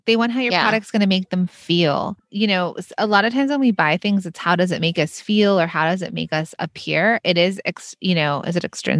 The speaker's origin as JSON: {"language": "English", "town": "Los Angeles", "region": "California", "country": "United States", "tie": "born or raised there", "lives_now": "New York, United States", "said": "So I grew up in Los Angeles. I live in New York."}